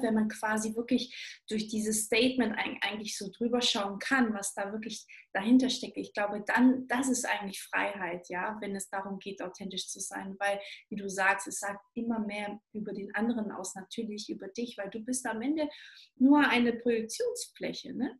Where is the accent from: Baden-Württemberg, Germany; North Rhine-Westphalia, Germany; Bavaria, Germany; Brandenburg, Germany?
Baden-Württemberg, Germany; Stuttgart; moved away; Ich komme aus Stuttgart ursprünglich und ähm, Schwaberländle.